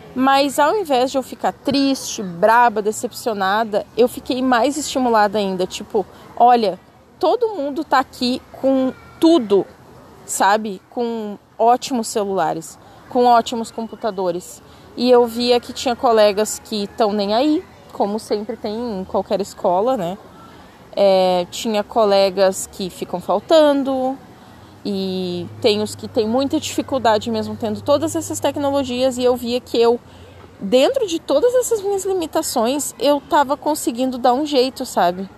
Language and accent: Portuguese; Brazil; accent: Brazilian; moved away as an adult; o meu sotaque é muito forte então tem várias palavras de inglês que eu acabo falando errado, porque eu quero falar uma coisa meio abrasileirada